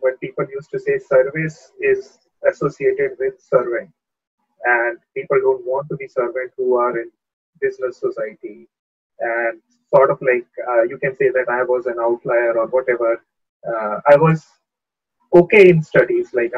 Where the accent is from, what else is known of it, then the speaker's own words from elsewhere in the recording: Kanpur, Uttar Pradesh, India; moved away; I belong to the state of UP and city of Kanpur. And I knew about IIT because I'm from Kanpur